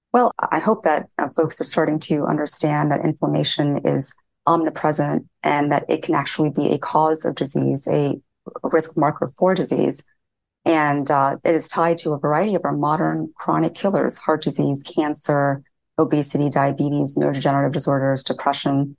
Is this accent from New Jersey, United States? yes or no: no; Indiana, United States; So I grew up in Indiana, in a small town in Indiana